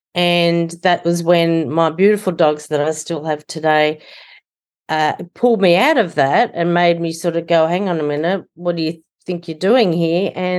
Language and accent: English; Sydney, New South Wales, Australia; Yes, I'm from Sydney, Australia